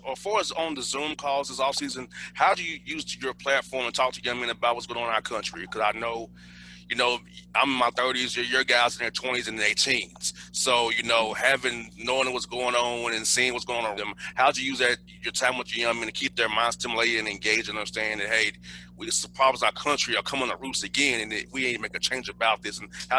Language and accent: English; Atlanta, Georgia, United States; I grew up here in Atlanta. We were segregated here in Atlanta.